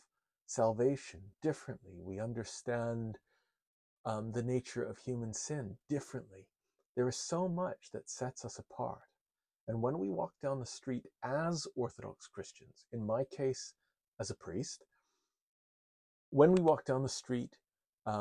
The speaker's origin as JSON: {"language": "English", "town": "Winnipeg", "region": "Manitoba", "country": "Canada", "tie": "born or raised there", "also_born_or_lived": "Montreal, Canada", "moved": "as an adult", "said": "I grew up in Winnipeg, Canada"}